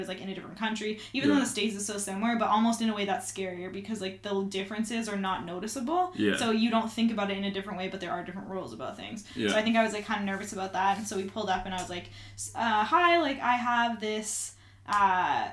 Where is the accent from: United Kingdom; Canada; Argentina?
Canada; moved away; I'm Canadian.